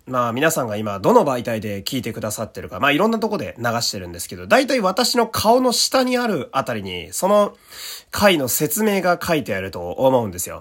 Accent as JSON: {"language": "Japanese", "region": "Fukui", "country": "Japan", "tie": "born or raised there", "said": "田舎のね、福井県というところの出身"}